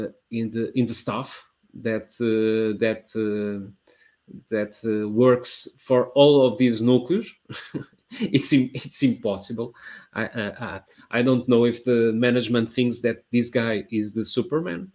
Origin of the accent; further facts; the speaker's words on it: Porto, Norte, Portugal; I grew up in the 80s and Portugal in the 80s